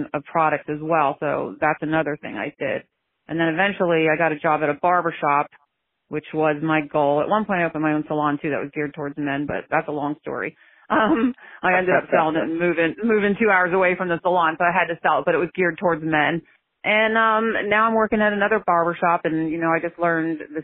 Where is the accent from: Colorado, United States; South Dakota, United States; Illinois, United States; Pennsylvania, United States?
Pennsylvania, United States; I'm from Pennsylvania